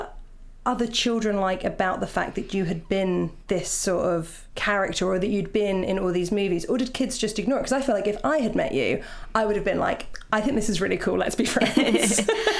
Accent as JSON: {"language": "English", "town": "Portsmouth", "region": "South East England", "country": "United Kingdom", "tie": "born or raised there", "said": "where I grew up in Portsmouth"}